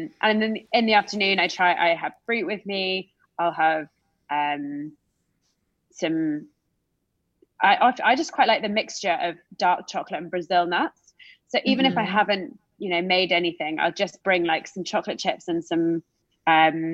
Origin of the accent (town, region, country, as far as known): United Kingdom; accent: British